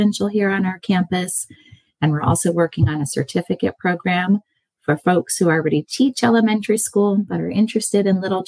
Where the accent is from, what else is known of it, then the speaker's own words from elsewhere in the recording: California, United States; also born or lived in Indiana; I grew up in California